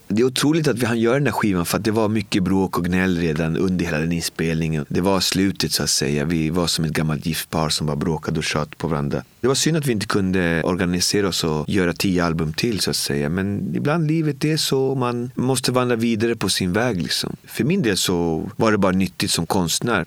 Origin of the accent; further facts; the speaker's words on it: Botkyrka, Stockholm County, Sweden; Jag kom från Albin och Botkyrka och jag brukar säga att det är som att leva i Bibeln